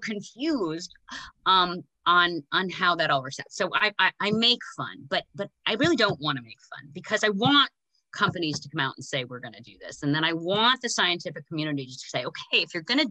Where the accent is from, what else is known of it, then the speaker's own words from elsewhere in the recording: United States; as an American